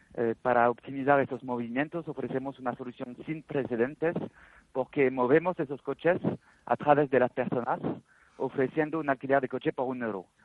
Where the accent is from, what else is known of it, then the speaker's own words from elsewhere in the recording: France; accent: French; Spanish is a second language; moved away as an adult; now in Spain; Yo soy francés, se nota, se nota con el acento pienso.